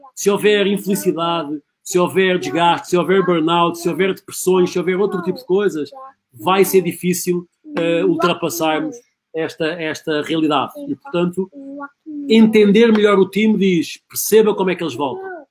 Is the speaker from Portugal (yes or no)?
yes; Portugal; moved away; sou, sou português com muito orgulho